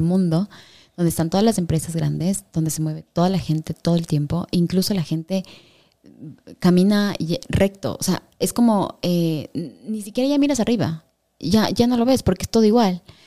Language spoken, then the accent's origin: Spanish; Quito, Pichincha, Ecuador; soy quiteña ya, pues aquí soy así también